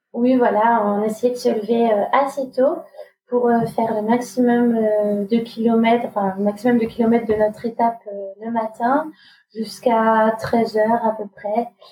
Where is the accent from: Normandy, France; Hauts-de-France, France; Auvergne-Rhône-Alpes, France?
Normandy, France; also born or lived in Grenoble; now in Paris, France; Je viens de Normandie.